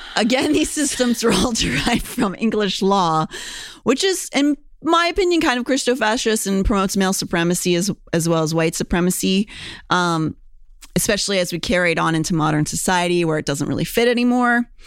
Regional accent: Pennsylvania, United States; Pennsylvanian, born and bred

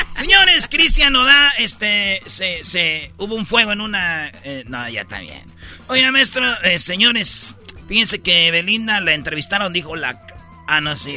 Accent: Jiquilpan, Michoacán, Mexico; moved away; mi pueblo Jiquilpan

